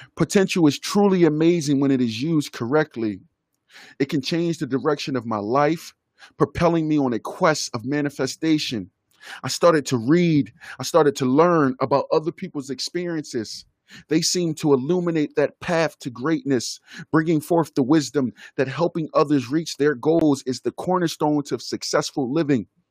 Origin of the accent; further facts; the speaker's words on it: Philadelphia, Pennsylvania, United States; I am an American kid who was born and raised in Philadelphia, Pennsylvania.